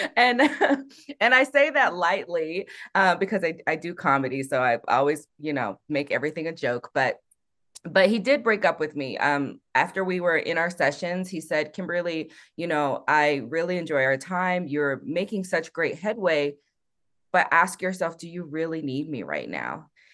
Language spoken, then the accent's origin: English; South Korea; now in Colorado Springs, United States; I'm from Korea, which is a peninsula technically